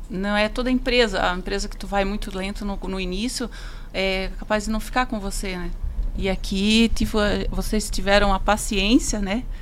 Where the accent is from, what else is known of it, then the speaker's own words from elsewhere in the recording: Joinville, Santa Catarina, Brazil; vim de Joinville, né? Não sou daqui. É, um dia tudo começou, eu trabalhava numa outra empresa em Joinville